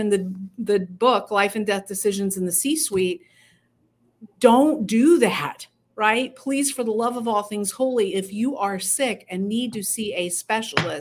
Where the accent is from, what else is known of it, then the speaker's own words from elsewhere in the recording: United States; we as Americans